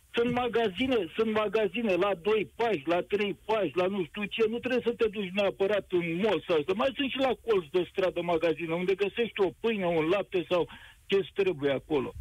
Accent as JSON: {"language": "Romanian", "region": "Dâmbovița County", "country": "Romania", "said": "eu sunt din Dâmbovița"}